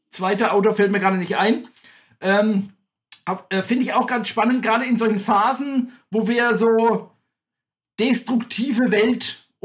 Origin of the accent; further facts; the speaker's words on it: Staufen, Baden-Württemberg, Germany; ich komme aus Staufen. Für alle, die nicht genau wissen, wo das liegt, das ist äh, Südbaden, das ist im Breisgau, das liegt äh, 20 Kilometer südlich von Freiburg.